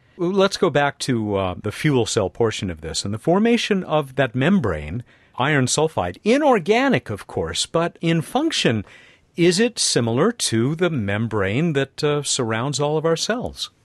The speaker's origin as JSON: {"language": "English", "town": "Los Alamitos", "region": "California", "country": "United States", "tie": "born or raised there", "said": "a neighboring town to my hometown, Los Alamitos, California"}